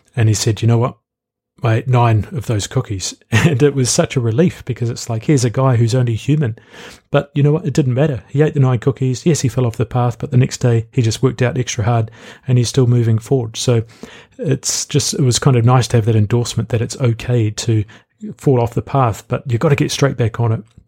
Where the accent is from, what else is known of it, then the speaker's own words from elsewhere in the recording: New Zealand; I'm from New Zealand.